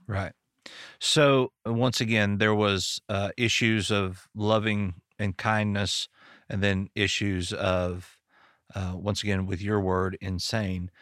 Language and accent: English; Arkansas, United States; I'm from Arkansas